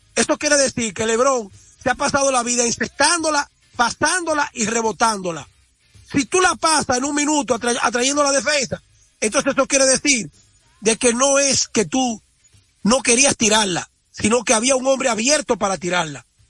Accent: La Vega, Dominican Republic; nosotros los veganos

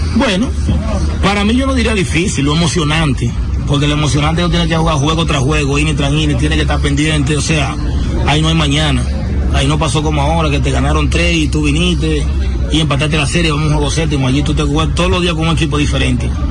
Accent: San Pedro de Macorís, Dominican Republic; para mí que soy de San Pedro, poder jugar en mi pueblo

